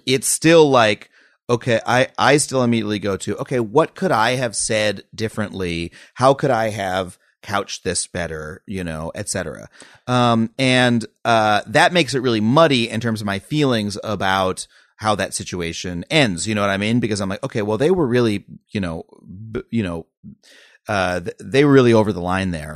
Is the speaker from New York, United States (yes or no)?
yes; Long Island, New York, United States; moved away as an adult; I grew up on Long Island